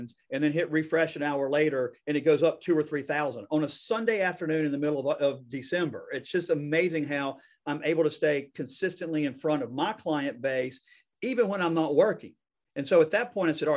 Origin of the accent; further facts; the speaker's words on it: the South, United States; I'm from the South